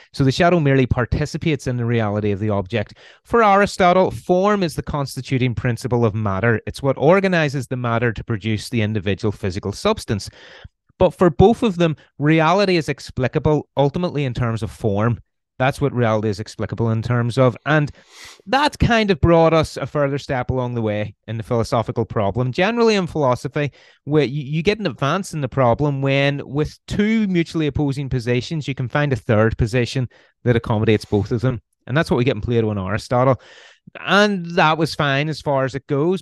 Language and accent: English; Belfast, Northern Ireland, United Kingdom; accent: Irish; you can probably tell by the accent I'm Irish. I'm from Northern Ireland, uh, originally from Belfast. So I was born in Belfast in 1983